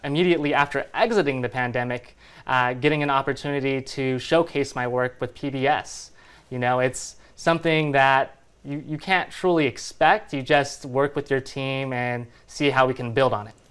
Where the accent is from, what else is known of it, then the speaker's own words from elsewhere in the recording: Fresno, California, United States; born and raised in the Central Valley, Fresno, California